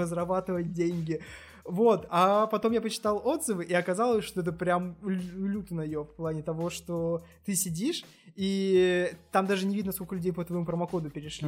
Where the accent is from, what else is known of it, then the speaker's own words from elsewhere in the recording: Achinsk, Krasnoyarsk Krai, Russia; moved away; Я из Ачинска